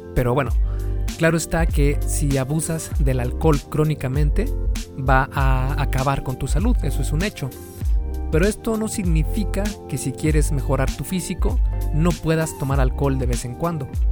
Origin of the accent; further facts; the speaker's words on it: Mexico; En México, por ejemplo, de donde soy